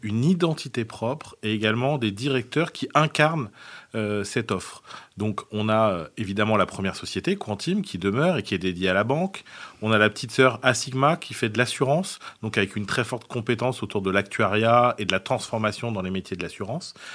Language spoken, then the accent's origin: French; south of France, France; je suis originaire du, sud de la France